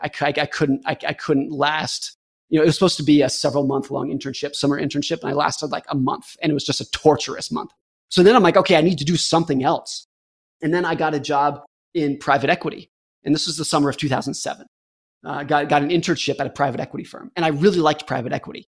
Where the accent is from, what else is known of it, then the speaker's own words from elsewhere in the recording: United States; I was a competitive ski racer growing up in Lake Tahoe